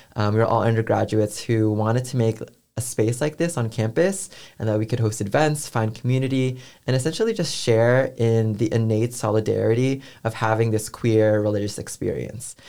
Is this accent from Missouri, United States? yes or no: no; San Francisco Bay Area, California, United States; moved away as an adult; now in Atlanta, United States; I'm from San Francisco Bay Area